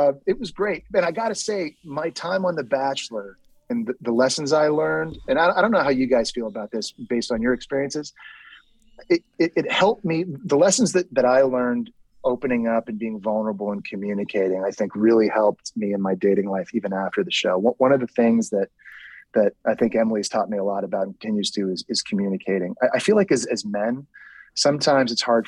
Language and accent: English; Toronto, Ontario, Canada; born or raised there; moved away